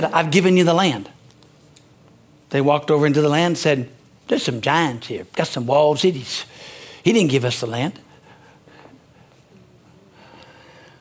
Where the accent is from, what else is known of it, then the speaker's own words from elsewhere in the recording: United States; I'm an American.